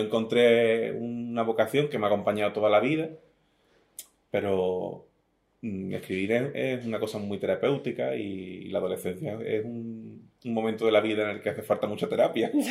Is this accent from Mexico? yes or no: no; Algeciras, Andalusia, Spain; also born or lived in Venezuela / La Línea de la Concepción; me crié en el Saladillo, me he vivido toda la vida en, el Saladillo